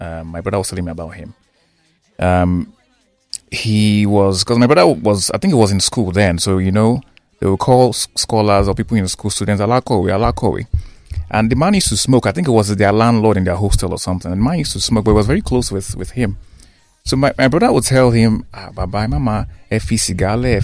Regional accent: Nigeria; I'm a Nigerian

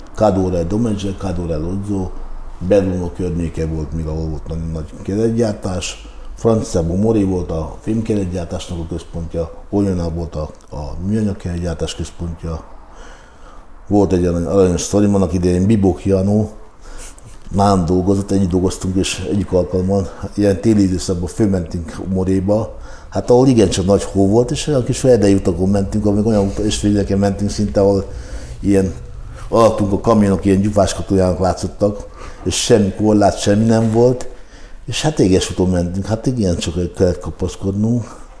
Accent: Hungary; amikor én olaszul kezdtem velük beszélni magyarként

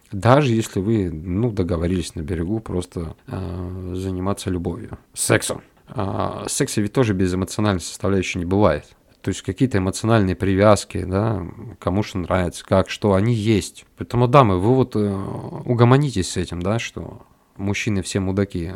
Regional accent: North Caucasus, Russia; я вырос на юге России, э, на Кавказе

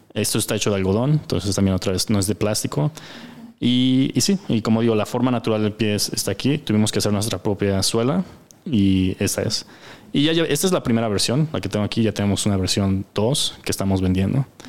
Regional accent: United States; now in Mexico; los socios somos de Estados Unidos

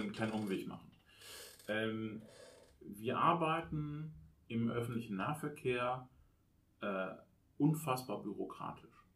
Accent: Oberbergisches Land, North Rhine-Westphalia, Germany; in meiner Heimatstadt könnte man auf den anderen Berg, zum Hackenberg rauf

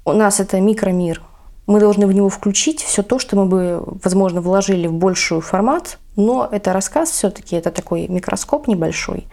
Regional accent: Vladivostok, Primorsky Krai, Russia; я в детстве росла на Чуркине

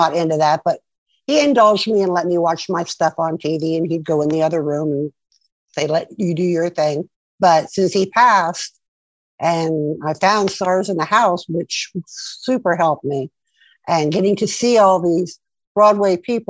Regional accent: Montreal, Quebec, Canada; I grew up in Montreal, Canada

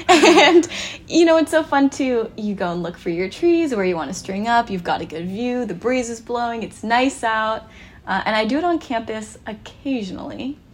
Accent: Pacific Northwest, United States; growing up in the Pacific Northwest, we are very rooted in outdoor activities.

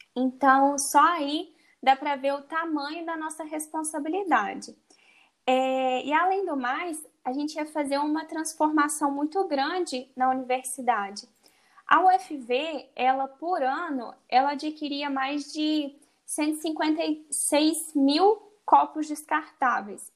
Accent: Minas Gerais, Brazil; sou de Minas Gerais

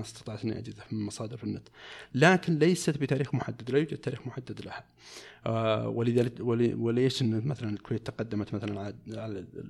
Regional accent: Saudi Arabia; عندنا في المملكه العربيه السعوديه

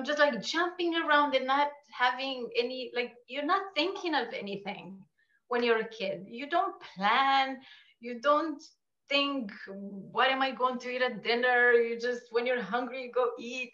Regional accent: Romania; moved away as an adult; now in Canada; So I'm Romanian. Okay. And I grew up in Romania. I came to Canada when I was 18

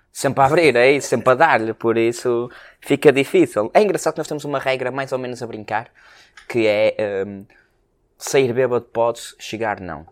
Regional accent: Porto, Norte, Portugal; sendo nós uh, uh, portuenses com orgulho

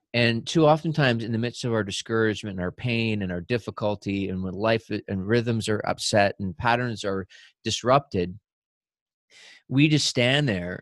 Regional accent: New Brunswick, Canada; when I was a kid growing up in New Brunswick

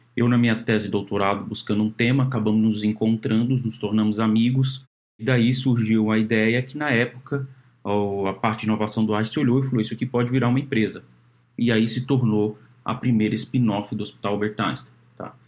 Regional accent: Brasília, Federal District, Brazil; moved away; eu sou de Brasília

